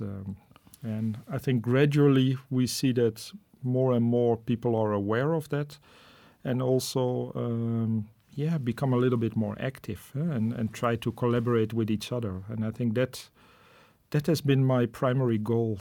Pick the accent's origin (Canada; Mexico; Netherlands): Netherlands; moved away as an adult; also born or lived in Namibia / Rwanda / Indonesia; now in Munich, Germany; I'm originally from the Netherlands